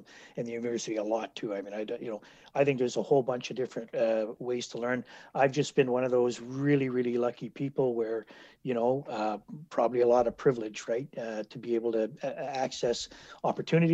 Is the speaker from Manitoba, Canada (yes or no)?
yes; Winnipeg, Manitoba, Canada; also born or lived in Port Moody, British Columbia / Ottawa; I'm born and raised in Winnipeg here.